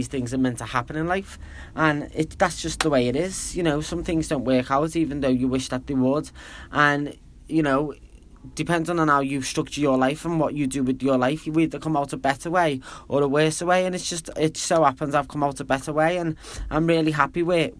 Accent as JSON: {"language": "English", "town": "Liverpool", "region": "North West England", "country": "United Kingdom", "moved": "as an adult", "lives_now": "China", "said": "I am from Liverpool, England"}